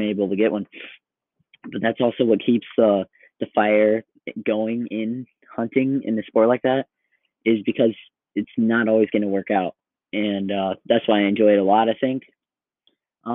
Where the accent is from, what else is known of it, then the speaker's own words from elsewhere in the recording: Iowa, United States; I'm from Iowa